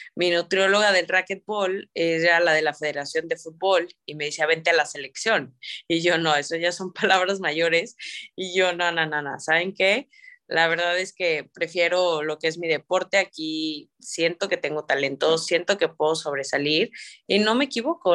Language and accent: Spanish; San Luis Potosí, Mexico; moved away as an adult; now in Monterrey, Mexico; yo soy pues originaria de San Luis Potosí